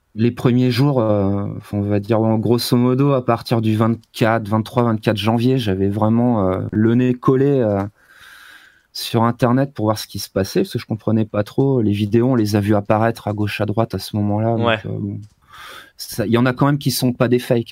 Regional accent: France; moved away as an adult; also born or lived in Grenoble; now in China; j'étais en France, je suis français.

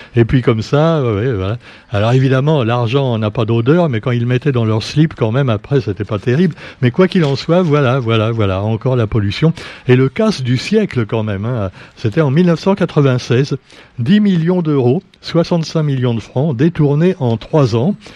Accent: Réunion; chez nous à La Réunion

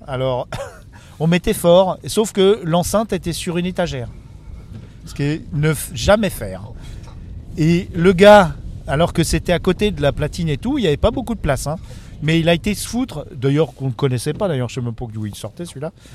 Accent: Levallois-Perret, Île-de-France, France; on est tous de Levallois depuis 40 ans

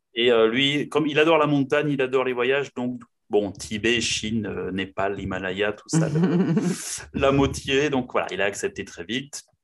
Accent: Pau, Nouvelle-Aquitaine, France; je suis né à Pau, donc dans le sud-ouest de la France, et je vis encore à Pau.

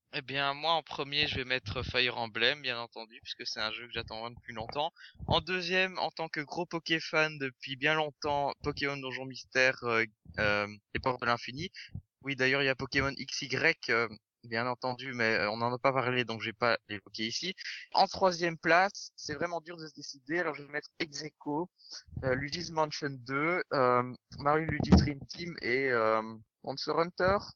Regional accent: Belgium; accent: Belgian; also born or lived in Brussels; j'habite en Belgique, vous l'aurez peut-être remarqué à mon accent, je ne sais pas. Oh, plus, précisément à Bruxelles

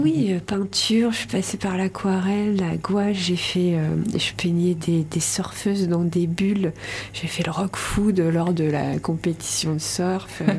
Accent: Rouen, Normandy, France; moved away as an adult; now in Landes, France; De Normandie, je suis née à Rouen.

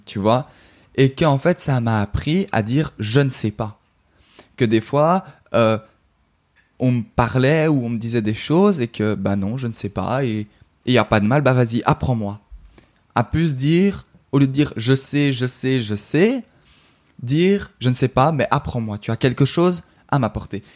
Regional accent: Brussels, Brussels-Capital Region, Belgium; je suis belge, donc, euh, en Belgique

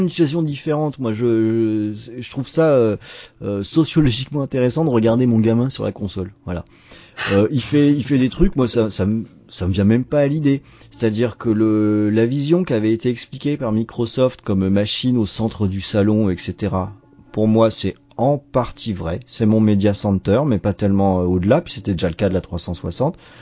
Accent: Brittany, France; en Bretagne, hein, dans ma région d'origine

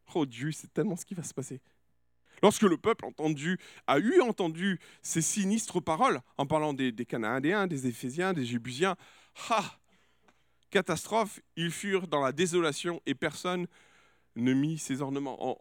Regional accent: France; je suis français

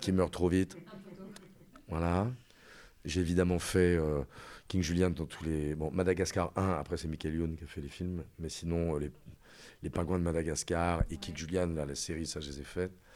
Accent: Reims, Grand Est, France; moved away as an adult; je suis né à Reims, boulevard Lundi

